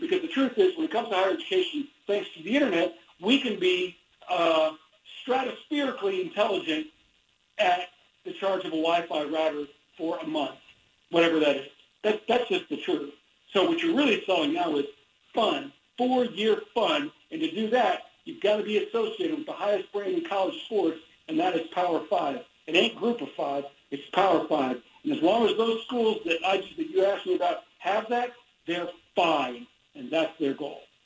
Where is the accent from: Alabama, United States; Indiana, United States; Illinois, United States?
Indiana, United States; now in Dallas Fort Worth, United States; I grew up in Indiana